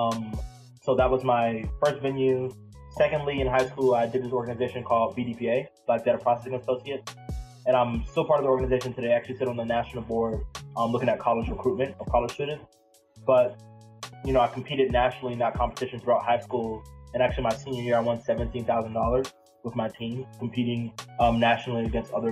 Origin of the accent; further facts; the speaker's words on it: Pollocksville, North Carolina, United States; also born or lived in New Bern, North Carolina / Durham, North Carolina; the town that I actually grew up in for a really big portion of my life is called Pollocksville.